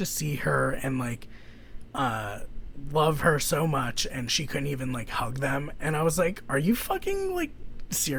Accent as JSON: {"language": "English", "town": "Philadelphia", "region": "Pennsylvania", "country": "United States", "said": "I am from Philadelphia."}